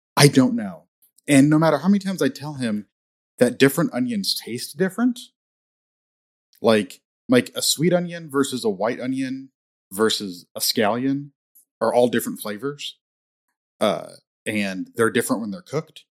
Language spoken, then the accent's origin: English; Indiana, United States; I grew up in Indiana